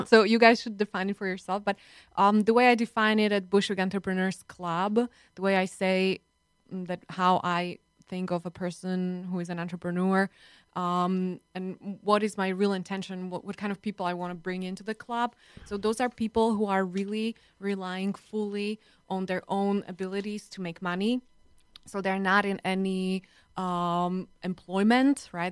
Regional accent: Slovakia; now in United States; I'm from Slovakia

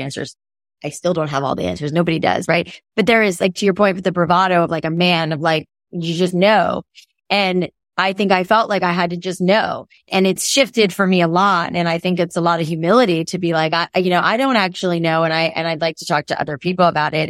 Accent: South Florida, United States; growing up in South Florida

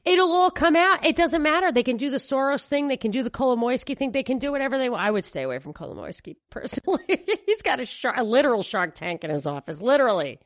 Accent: New York, United States; moved away; also born or lived in Houston; I'm from New York.

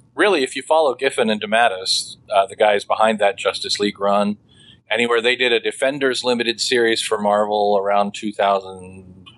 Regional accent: Midwest, United States; we are from the Midwest, and in the Midwest, a lot of those, um, what I like to refer to as maybe that uh, more rustic manner of speaking

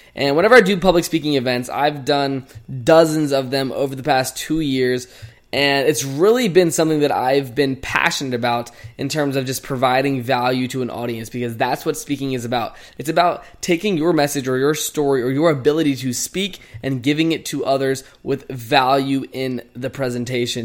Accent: Chesterfield, Virginia, United States; moved away as an adult; now in Phoenix, United States; I've been literally in my hometown, Chesterfield, Virginia, for the past three weeks

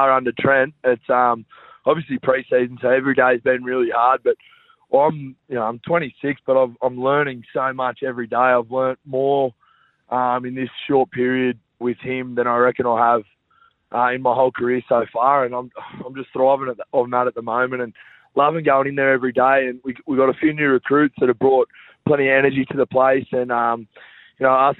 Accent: Bega, New South Wales, Australia; also born or lived in Tarsa; now in Sydney, Australia; I'm from Tarsa, just near Bega, but went to school in Bega

